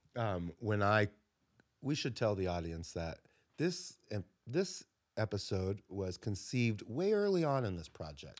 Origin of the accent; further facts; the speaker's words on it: South Florida, United States; moved away; I grew up in South Florida